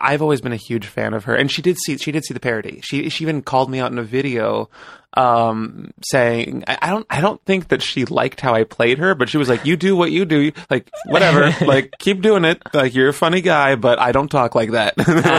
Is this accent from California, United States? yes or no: yes; Bay Area, California, United States; moved away as an adult; now in Los Angeles, United States; I was born and raised in the Bay Area